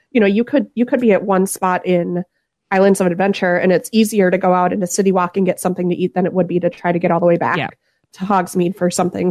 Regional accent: Southeast Florida, United States; now in St. Louis, Missouri, United States; I'm originally from Southeast Florida

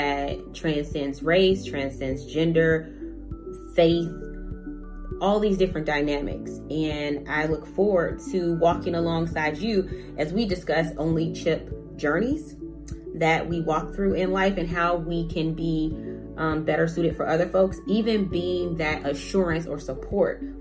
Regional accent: Chicago, Illinois, United States; moved away as an adult; now in Des Moines, United States; I am from Chicago. I came to Des Moines a while ago to go to school, college

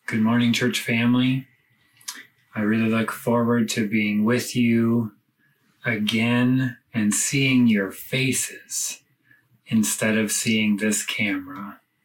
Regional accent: United States; moved away as an adult; now in Lebanon; my home country, the United States

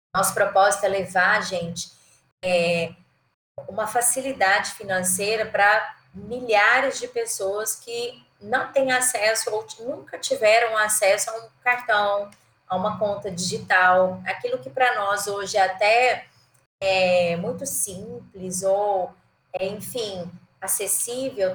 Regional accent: Goiânia, Goiás, Brazil; also born or lived in Jataí / São Paulo / Maranhão; eu sou de Goiânia, né? Na verdade sou de Jataí, mas morei a vida toda em Goiânia, Jataí interior de Goiás

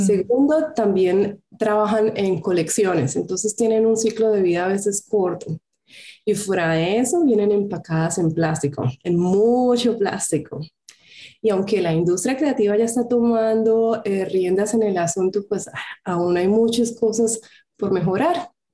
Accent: Colombia; moved away as an adult; now in Germany; soy colombiana. En el 2013 me vine a Alemania a estudiar un máster

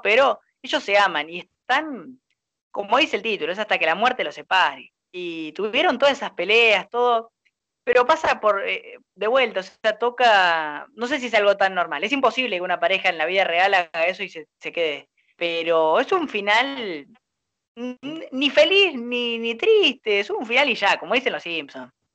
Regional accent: Argentina; apasionado que somos los argentinos

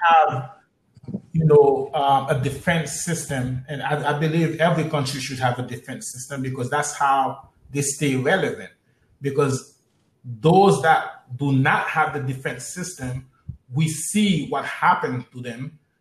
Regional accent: United States; Us as African American

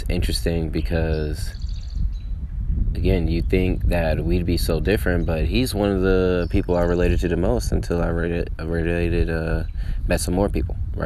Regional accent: Atlanta, Georgia, United States; also born or lived in Chicago, Illinois; I'm from Atlanta, from the cities. Chicago is my birthplace

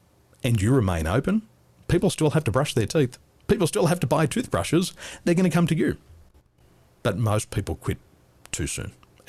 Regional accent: Sydney, New South Wales, Australia; born there; I was born in the Western suburbs. I love the Penrith Panthers.

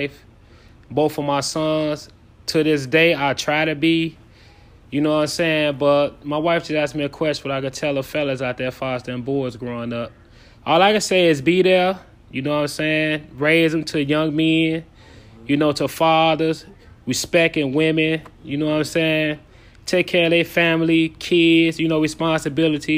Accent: Chicago, Illinois, United States; now in Minneapolis, United States; I'm also from Chicago, Illinois

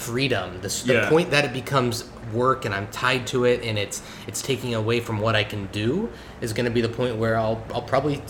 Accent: California, United States; I grew up in California and spent my whole life there.

